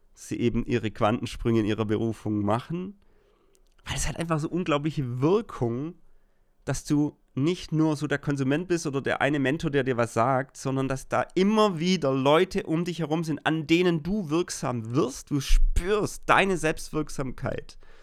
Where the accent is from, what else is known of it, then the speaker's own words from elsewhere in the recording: Germany; ich als Deutscher